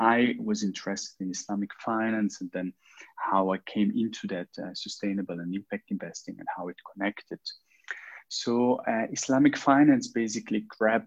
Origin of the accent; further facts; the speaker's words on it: Switzerland; I was born and raised in Switzerland, both of my parents immigrated around 40 years ago from Morocco, Casablanca to Switzerland.